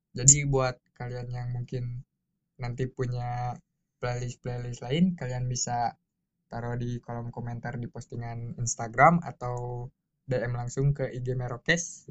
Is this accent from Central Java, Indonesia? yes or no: no; Bandung, West Java, Indonesia; gua besar di hmm. Bandung